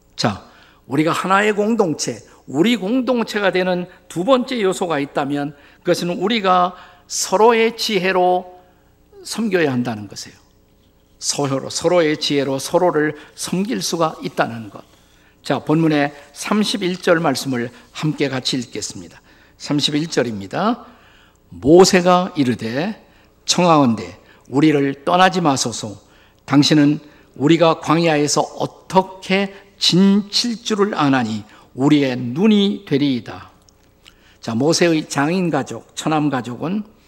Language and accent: Korean; South Korea; 우리 한국인들이 사용하는 언어